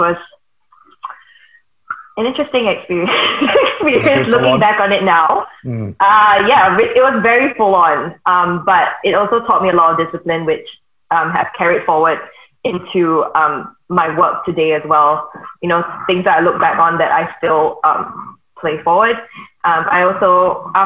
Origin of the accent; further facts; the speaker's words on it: Singapore; also born or lived in Melbourne, Australia; My parents moved back to Singapore when I was about 3 or 4 years old.